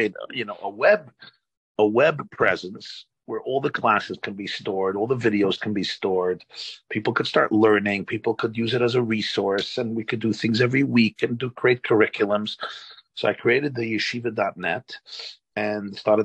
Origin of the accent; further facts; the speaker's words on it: New York City, New York, United States; now in Monsey, United States; I was born in 1972 in Brooklyn, New York. I live today in Rockland County in Muncie.